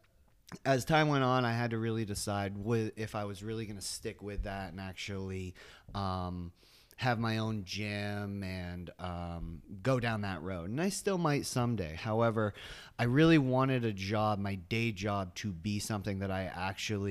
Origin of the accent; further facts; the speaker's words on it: South Portland, Maine, United States; now in Biddeford, United States; I grew up in South Portland